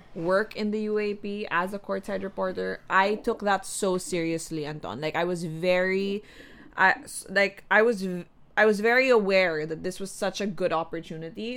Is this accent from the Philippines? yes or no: yes; Quezon City, Metro Manila, Philippines; also born or lived in Makati; I grew up in the north, like way north, Katipunan area